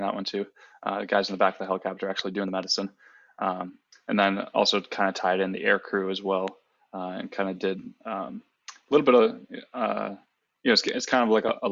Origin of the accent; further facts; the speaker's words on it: Wisconsin, United States; moved away; I am originally from Wisconsin, a small town in Wisconsin, born and raised